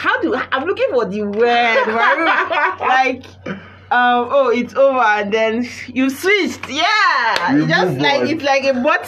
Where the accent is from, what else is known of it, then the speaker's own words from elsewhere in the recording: Nigeria; And then along the line, culture, tradition, being African, being Nigerian.